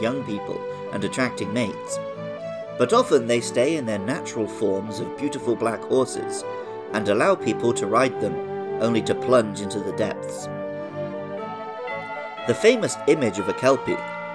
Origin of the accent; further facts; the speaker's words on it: Somerset, South West England, United Kingdom; I knew quite a few girls growing up in Somerset